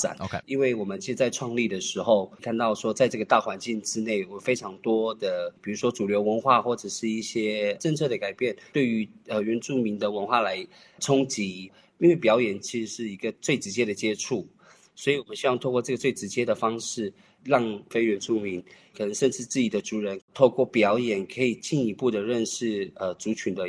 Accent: Tai'an, Miaoli County, Taiwan; 我是来自苗栗泰安的泰雅族，

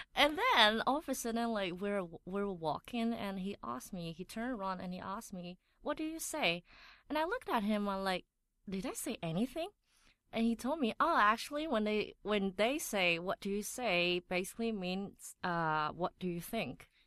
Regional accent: Taiwan; accent: Taiwanese; English is a second language; moved away as an adult; now in Taipei, Taiwan; I grew up in a small town and I came to Taipei to study college

